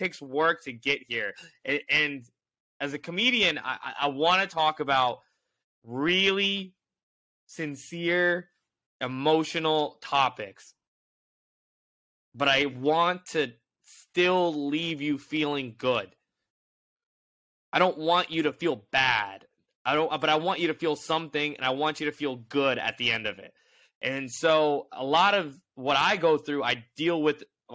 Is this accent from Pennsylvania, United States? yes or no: no; Indianapolis, Indiana, United States; moved away as an adult; now in New York, United States; I grew up in Indianapolis